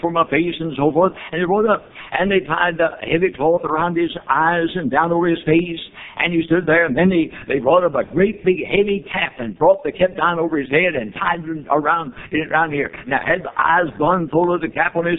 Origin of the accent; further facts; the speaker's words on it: Louisville, Kentucky, United States; I came out of Louisville, Kentucky, my hometown